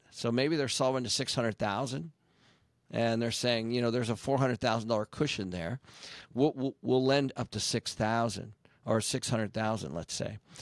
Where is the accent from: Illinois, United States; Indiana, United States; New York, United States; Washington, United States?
Washington, United States; Seattle; I grew up in Seattle